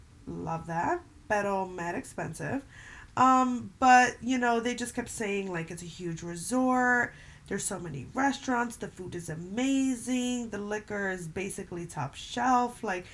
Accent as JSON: {"language": "English", "region": "New York", "country": "United States", "said": "I'm half Puerto Rican, half Dominican. I'm from New York, and my dad lives in Dominican Republic."}